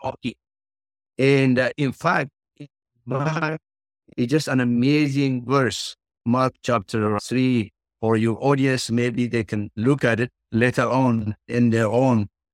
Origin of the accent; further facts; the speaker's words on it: Ethiopia; English is a second language; moved away; as you can tell from my accent. I was born and grew up in the countryside in Ethiopia